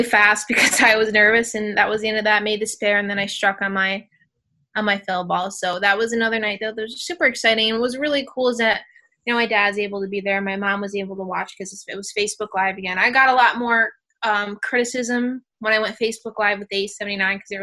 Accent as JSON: {"language": "English", "region": "New York", "country": "United States", "said": "being a New Yorker"}